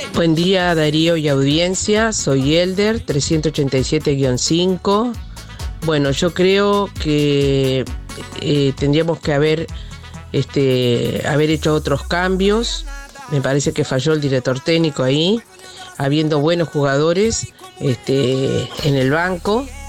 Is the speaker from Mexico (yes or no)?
no; Uruguay; Yo soy uruguaya más que nunca